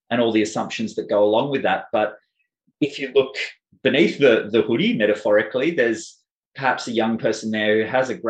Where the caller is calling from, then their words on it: Victoria, Australia; Um, I'm speaking from Boonwurrung country.